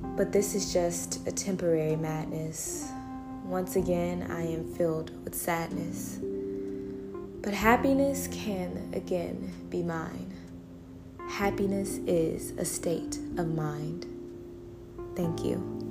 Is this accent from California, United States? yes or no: no; Las Vegas, Nevada, United States; now in Atlanta, United States; I was born in Las Vegas, Nevada, USA, and I now reside in Atlanta, Georgia, USA.